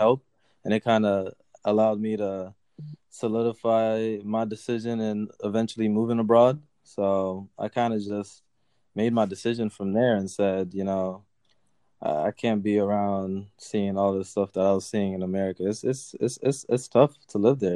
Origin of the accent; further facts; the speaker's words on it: Bridgeport, Connecticut, United States; moved away as an adult; now in Dubai, United Arab Emirates; From Bridgeport, Connecticut, where my family lives